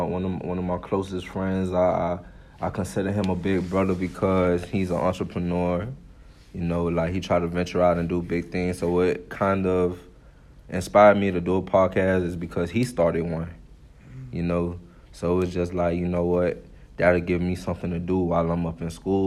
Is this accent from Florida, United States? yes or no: yes; Miami, Florida, United States; I'm from Miami, Florida